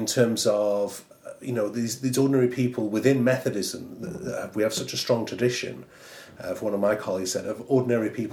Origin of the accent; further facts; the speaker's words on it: Fleetwood, North West England, United Kingdom; moved away; my hometown of Fleetwood